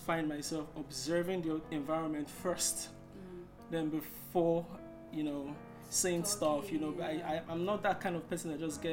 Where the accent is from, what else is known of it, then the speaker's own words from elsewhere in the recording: Nigeria; I'm from Nigeria